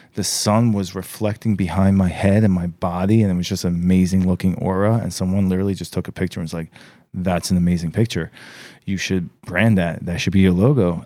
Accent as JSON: {"language": "English", "region": "New York", "country": "United States", "tie": "born or raised there", "said": "I was born in New York"}